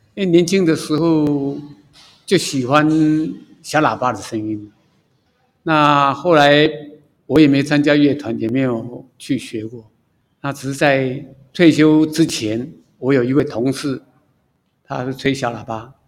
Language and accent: Chinese; Taipei, Taiwan; moved away as an adult; now in Hualien, Taiwan; 我是台北人，工作在花莲